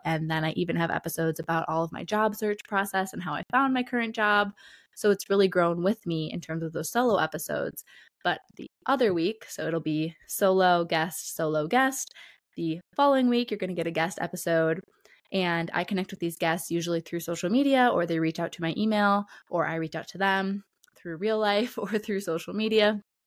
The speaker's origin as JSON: {"language": "English", "area": "Detroit area", "region": "Michigan", "country": "United States", "tie": "born or raised there", "said": "I was born and raised in the Detroit area and the suburbs around there, so about forty minutes outside of Detroit"}